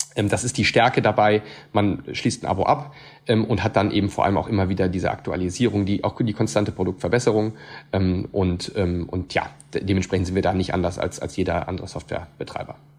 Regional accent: Siegburg, North Rhine-Westphalia, Germany; also born or lived in Cologne; Also wir kommen hier aus der Region. Allerdings in Siegburg.

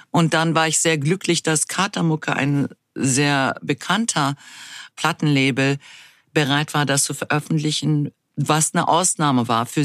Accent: Berlin, Germany; also born or lived in Munich / Dortmund / Essen / Izmir; also ich bin in Deutschland geboren, in München bin ich geboren, aber habe noch nie dort gelebt. Seit meinem sechsten, siebten Lebensjahr befinde ich mich in Berlin. Dazwischen war ich in Dortmund, Essen und in Izmir in der Türkei.

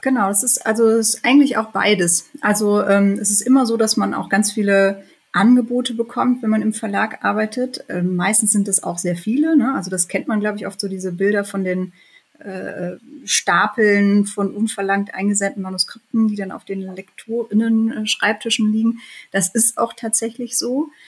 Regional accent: Bielefeld, North Rhine-Westphalia, Germany; moved away; ich bin in Bielefeld geboren und aufgewachsen, habe da auch noch angefangen zu studieren

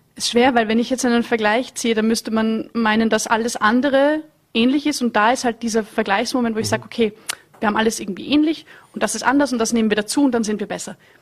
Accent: Vienna, Austria; ich komme aus Wien

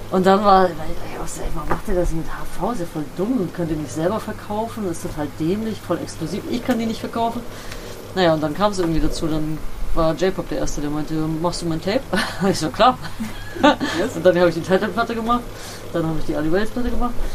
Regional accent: Bremen, Germany; Also, ich komme aus Bremen-Nord, Blumenthal, da bin ich aufgewachsen, kennst du vielleicht, auch so ein abgehängter Stadtteil.

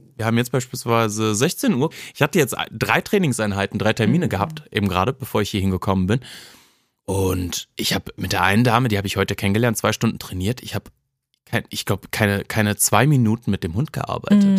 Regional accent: Cologne, North Rhine-Westphalia, Germany; ich bin im Ports groß geworden

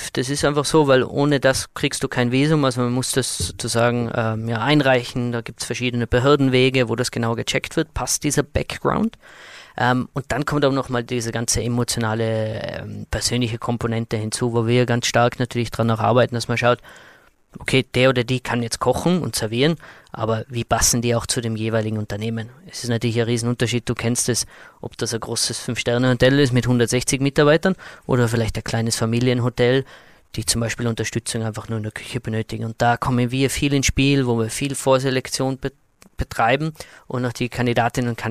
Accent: Austria; Bei uns in Österreich gibt es mittlerweile Bestrebungen, dass man wirklich auch äh, motivierte junge Talente einen Zugang gibt zu unserem Arbeitsmarkt.

